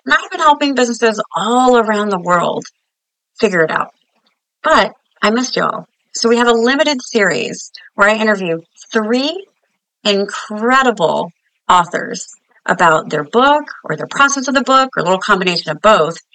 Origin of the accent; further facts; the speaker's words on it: Sacramento, California, United States; growing up in Sacramento